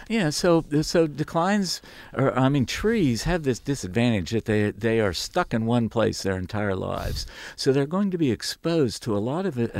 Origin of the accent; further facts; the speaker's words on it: West Virginia, United States; I grew up in West Virginia